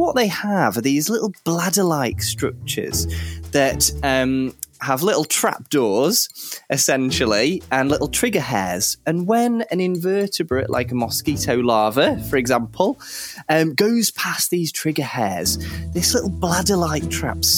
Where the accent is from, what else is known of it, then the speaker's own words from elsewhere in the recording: Cheshire, North West England, United Kingdom; I grew up reading something in Cheshire, which is where I grew up